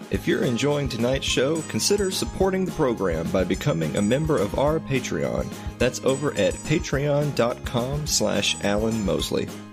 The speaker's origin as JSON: {"language": "English", "region": "the South", "country": "United States", "accent": "Southern", "said": "me and Sherry are from the actual South, not Texas"}